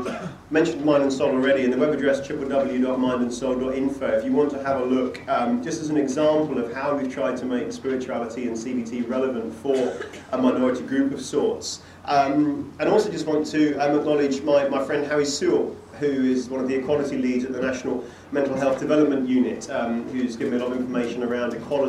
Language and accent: English; England, United Kingdom; moved away as an adult; also born or lived in Bradford; now in Scotland, United Kingdom; I'm an Englishman who lives in Scotland